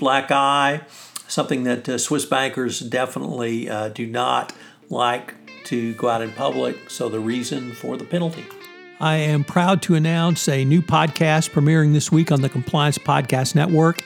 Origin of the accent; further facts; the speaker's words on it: Texas, United States; From the great state of Texas, my home state